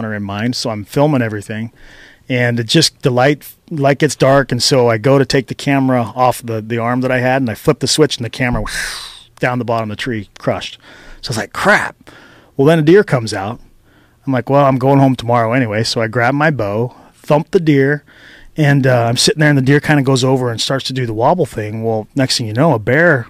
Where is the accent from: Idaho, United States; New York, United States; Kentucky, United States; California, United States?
Idaho, United States; now in Reno, United States; I'm from Idaho